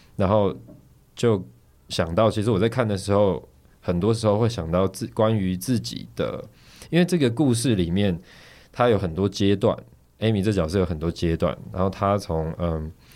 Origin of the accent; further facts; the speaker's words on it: Taiwan; 我们台湾这边是怎么教的